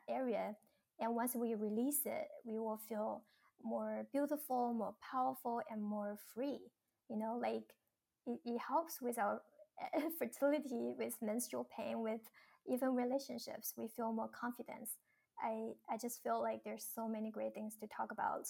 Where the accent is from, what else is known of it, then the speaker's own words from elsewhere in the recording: China; moved away; Growing up in China